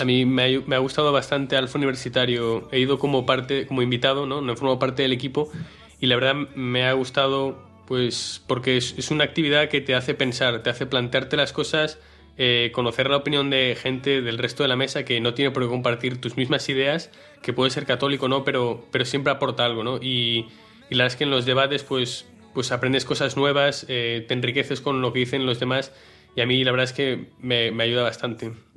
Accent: Marín, Galicia, Spain; tengo 19 años, soy de Marín

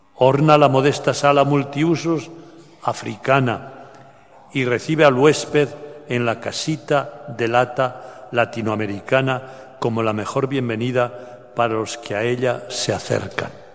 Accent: bordering Catalonia, Aragon, Spain; now in Barcelona, Spain; allá en mi pueblo, de Aragón, limitando con Cataluña

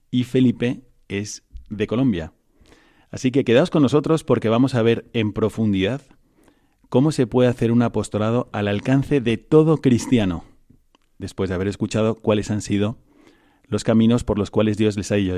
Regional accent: Ávila, Castile and León, Spain; also born or lived in Valladolid; Yo soy de, de Ávila.

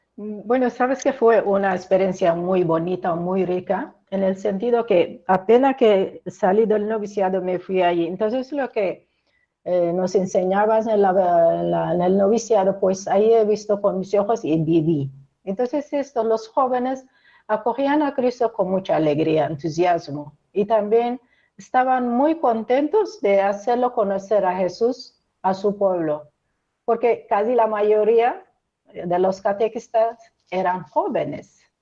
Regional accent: Eritrea; moved away as an adult; mi pueblo, mi parroquia, donde nací, me bautizaron, crecí

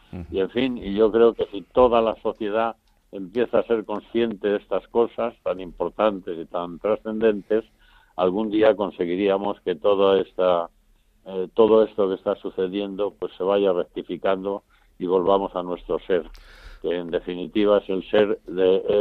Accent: Valdemoro, Community of Madrid, Spain; don Lorenzo, que era el párroco de mi pueblo, de Valdemoro

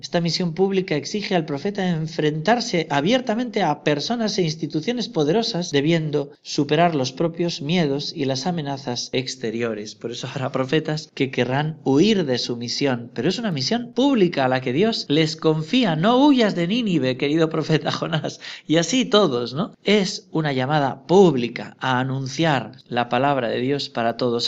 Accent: Navarre, Spain; mi tierra de Navarra

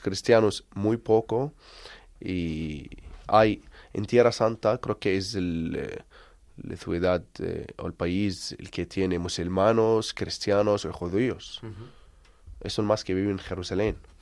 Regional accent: Bethlehem, West Bank, Palestine; Spanish is a second language; Esto nuestra ciudad, que yo nacimos aquí, vivimos aquí.

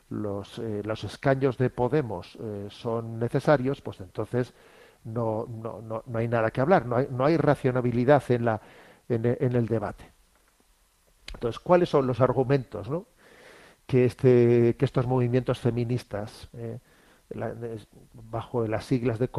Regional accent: Spain; Yo soy español, ¿eh? yo mi sentimiento es ser español

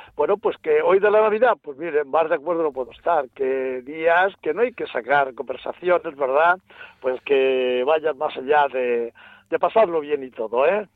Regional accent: Ciudad Real, Castilla-La Mancha, Spain; now in Malagón, Spain; yo soy de Ciudad Real, pero bueno, me encuentro ahora en Malagón

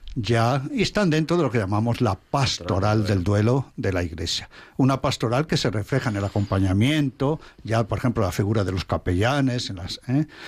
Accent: Alba de Tormes, Castile and León, Spain; moved away; mi pueblo, la villa ducal de Alba de Tormes

